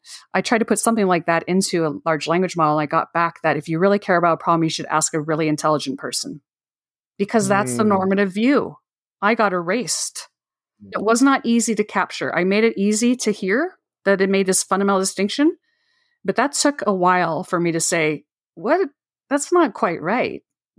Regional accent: California, United States; So someone took some pictures in the area I grew up in Northern California

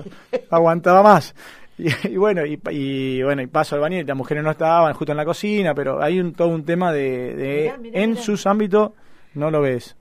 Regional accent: Argentina; yo como argentino

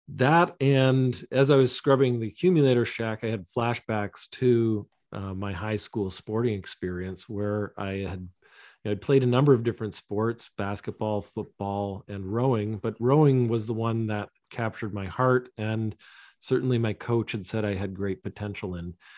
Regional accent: London, Ontario, Canada; I grew up in London, Ontario, in Southwestern Ontario

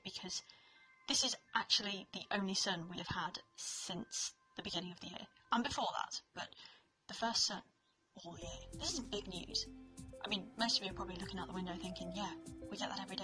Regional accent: United Kingdom; I am British. I am British and we do not get sun in this country.

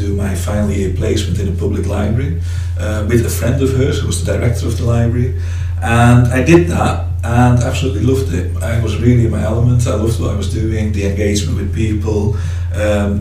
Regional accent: Friesland, Netherlands; now in Derby, United Kingdom; I have a slight accent because I'm originally from the Netherlands, from the north of the Netherlands, a place called Friesland.

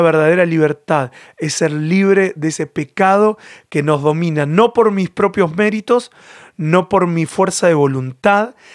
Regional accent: Argentina; moved away as an adult; also born or lived in Catalonia, Spain; now in Spain; Yo en lo personal soy argentino y tengo mi cultura argentina

